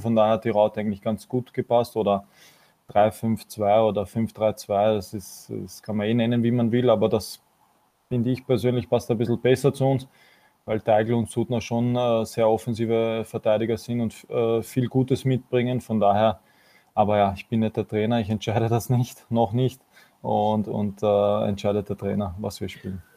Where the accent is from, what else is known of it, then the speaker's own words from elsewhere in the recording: Vienna, Austria; für mich persönlich als Wiener